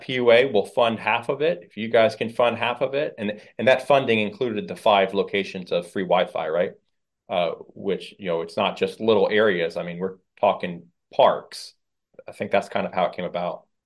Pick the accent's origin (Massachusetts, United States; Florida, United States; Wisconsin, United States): Florida, United States; Fort Pierce; I'm a Fort Piercy-ian. And, um, you know, this is my hometown